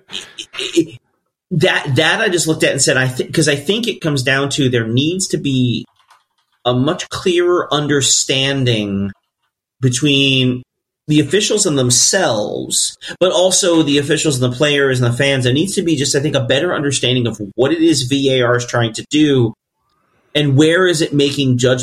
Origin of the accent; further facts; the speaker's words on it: United States; as an American sporting fan